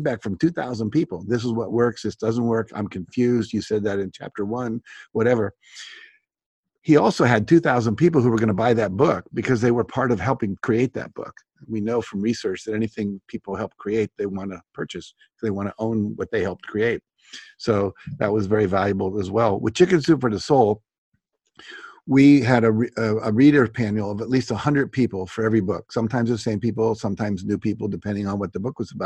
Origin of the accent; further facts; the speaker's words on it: West Virginia, United States; I grew up in West Virginia